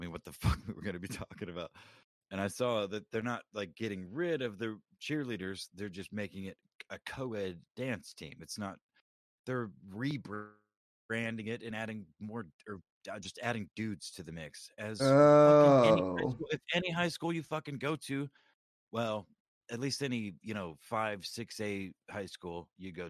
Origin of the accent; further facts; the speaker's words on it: Houston, Texas, United States; I grew up in South Texas, you know, around Houston